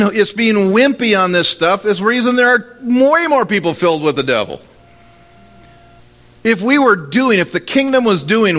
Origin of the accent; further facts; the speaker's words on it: Minnesota, United States; Well, I don't. I'm from Minnesota. I don't cast out demons.